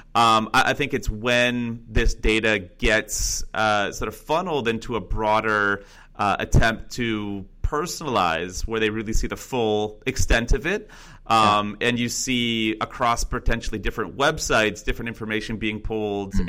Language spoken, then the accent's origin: English; Northern California, United States; originally I'm from Northern California and uh, grew up about an hour north of uh, the San Francisco area